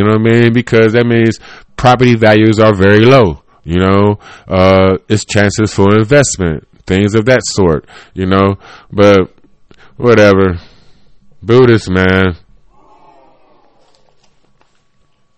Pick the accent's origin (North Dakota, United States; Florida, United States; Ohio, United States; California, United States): Ohio, United States; Cleveland; I come from, you know, Bartlett, Kinsman, Harvard area